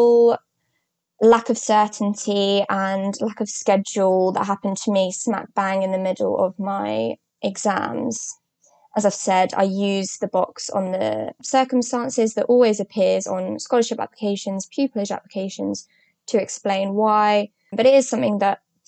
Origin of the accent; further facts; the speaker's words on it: Croydon, London, United Kingdom; I was born and raised in Croydon, South London